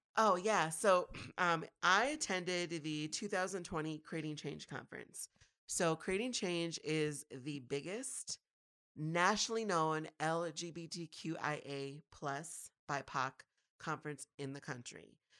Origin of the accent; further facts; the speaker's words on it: Minneapolis–Saint Paul, Minnesota, United States; growing up was, I guess, all right in the Twin Cities